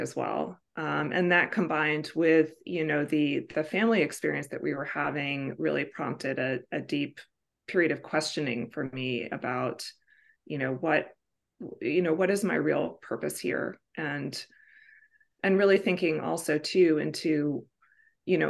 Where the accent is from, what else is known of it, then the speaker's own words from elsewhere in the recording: Bay Area, California, United States; also born or lived in Woodside, California; I'm from the Bay Area, California